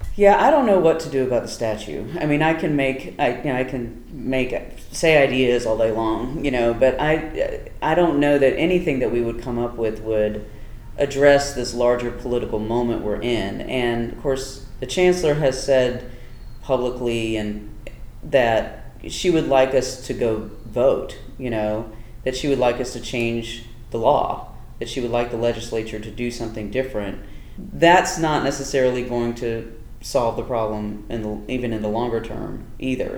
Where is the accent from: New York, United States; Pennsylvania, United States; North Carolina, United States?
North Carolina, United States; Durham; an indigenous person growing up in North Carolina, um, in Durham